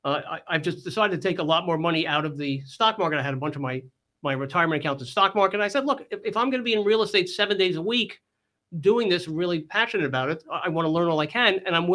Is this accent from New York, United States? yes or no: yes; New York, United States; And, you know, I came from New York. I had an entrepreneurial background.